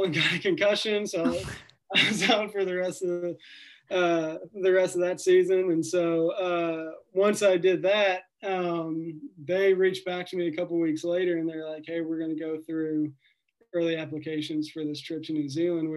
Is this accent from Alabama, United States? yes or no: no; Nashville, Tennessee, United States; I grew up in Nashville, Tennessee